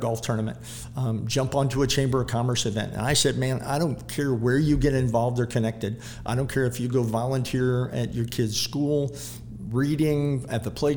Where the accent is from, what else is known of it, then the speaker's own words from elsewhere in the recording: St. Charles, Missouri, United States; Growing up in St. Charles City